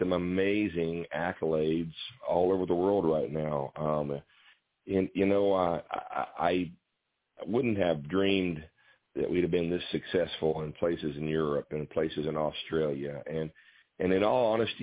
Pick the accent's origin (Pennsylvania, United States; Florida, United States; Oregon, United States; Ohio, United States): Ohio, United States; Waynesville; I'm from Waynesville, Ohio